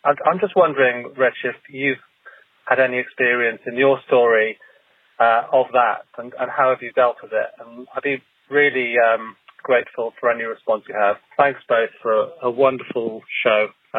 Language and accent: English; London, United Kingdom